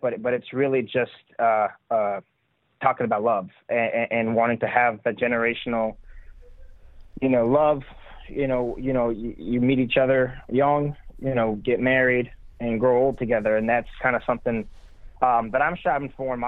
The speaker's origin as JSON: {"language": "English", "town": "Montreal", "region": "Quebec", "country": "Canada", "tie": "born or raised there", "moved": "as an adult", "lives_now": "Nashville, United States", "said": "I grew up in Montreal, Quebec, in Canada."}